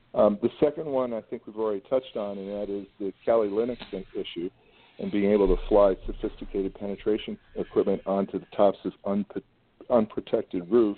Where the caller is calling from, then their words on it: Los Angeles, California, United States; I'm speaking from Los Angeles, so I have to say that.